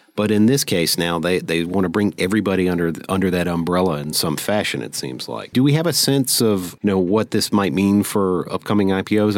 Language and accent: English; United States; as an American